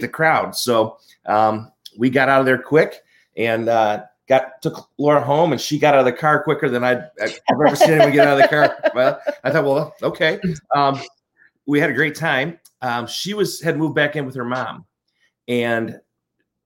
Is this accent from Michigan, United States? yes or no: yes; Michigan, United States; moved away as an adult; also born or lived in Atlanta, Georgia; I grew up in Michigan, and out of college, got a job in Atlanta, Georgia